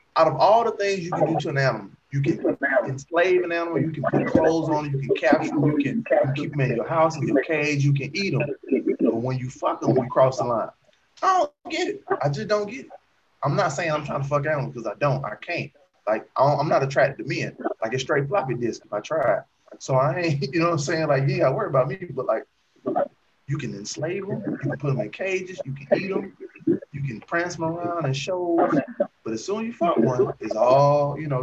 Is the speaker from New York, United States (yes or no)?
no; Alabama, United States; I lived in Alabama most of my life.